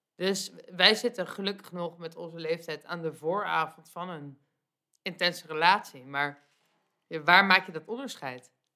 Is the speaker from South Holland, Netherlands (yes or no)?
yes; The Hague, South Holland, Netherlands; als Hagenees